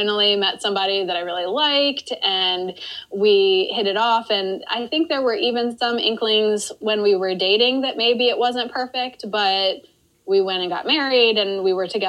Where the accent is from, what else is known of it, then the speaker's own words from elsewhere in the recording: Maryland, United States; also born or lived in Washington, D.C.; I grew up in Maryland and I went to school in Maryland